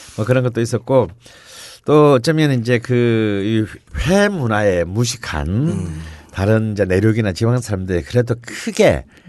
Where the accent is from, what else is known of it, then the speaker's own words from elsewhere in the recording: southeastern coast of Korea, South Korea; moved away; 제 고향 같은 동남해안 쪽에서는